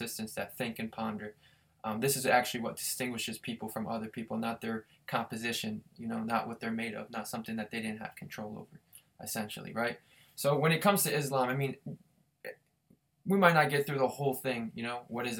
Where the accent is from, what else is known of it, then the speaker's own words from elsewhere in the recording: Harrisburg, Pennsylvania, United States; moved away as an adult; also born or lived in New York / Philadelphia / Pittsburgh; I grew up in Harrisburg with Thomas here